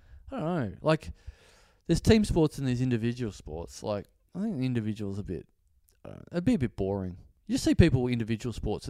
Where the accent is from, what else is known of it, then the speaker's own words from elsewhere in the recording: Maribor, Drava, Slovenia; especially growing up in Maribor, where it's a small town and soccer's not that big.